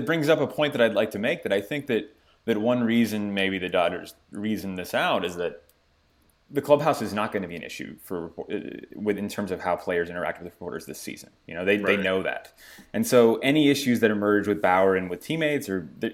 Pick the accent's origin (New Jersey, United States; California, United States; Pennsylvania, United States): California, United States; Santa Clarita; my hometown of Santa Clarita, California